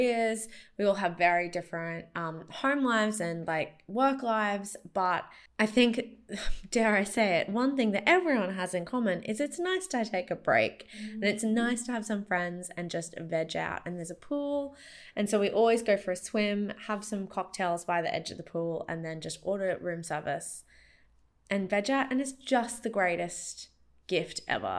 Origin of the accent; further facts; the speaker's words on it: Brisbane, Queensland, Australia; moved away; I grew up in Brisbane and I went back for 5 weeks over the summer